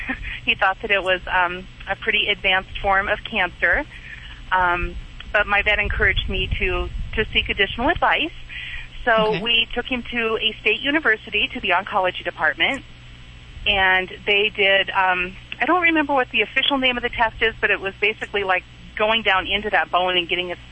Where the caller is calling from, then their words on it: Montana, United States; From Montana.